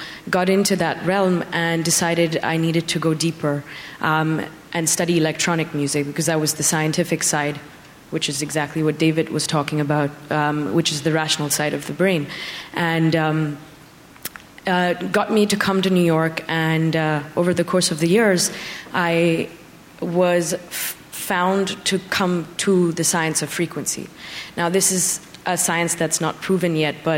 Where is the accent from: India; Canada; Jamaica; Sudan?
India; now in United States; even though I'm Indian, I never really meditated before 2014.